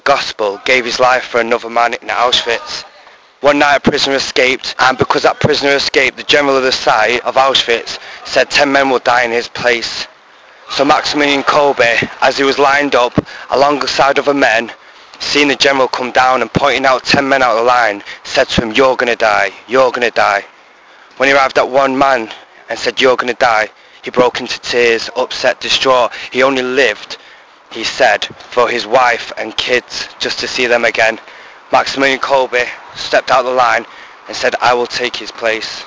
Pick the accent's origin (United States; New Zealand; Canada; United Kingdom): United Kingdom; Diocese of Salford, North West England; moved away as an adult; now in Valladolid, Spain; I'm from the Diocese of Salford, a seminary in training in Valladolid in Spain.